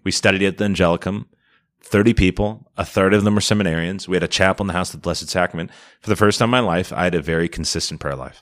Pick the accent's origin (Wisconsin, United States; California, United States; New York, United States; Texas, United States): Wisconsin, United States; Milwaukee; also born or lived in Minnesota / Chicago / Rome; born and raised in the Archdiocese of Milwaukee, and, uh, went to Jesuit High School here